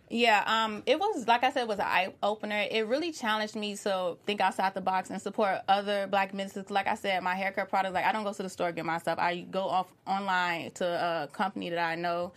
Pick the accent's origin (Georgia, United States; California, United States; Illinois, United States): Illinois, United States; Chicago; I'm born and raised in Chicago.